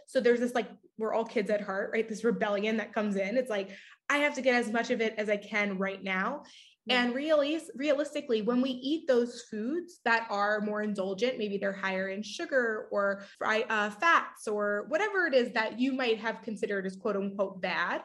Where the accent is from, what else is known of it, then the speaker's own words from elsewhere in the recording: Long Island, New York, United States; I grew up on Long Island